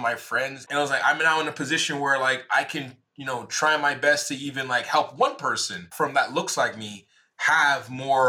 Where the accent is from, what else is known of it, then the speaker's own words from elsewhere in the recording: Jamaica; I'm Jamaican